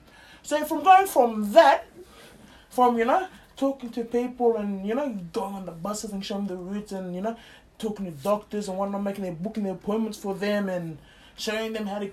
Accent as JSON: {"language": "English", "country": "Pakistan", "second_language": "English", "said": "You know, brother, I'm 4-year engineer. I'm coming from Pakistan."}